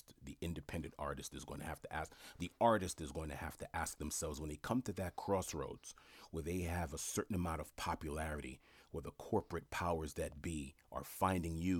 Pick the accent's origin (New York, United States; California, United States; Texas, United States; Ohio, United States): New York, United States; New York City; I grew up in Jamaica, Queens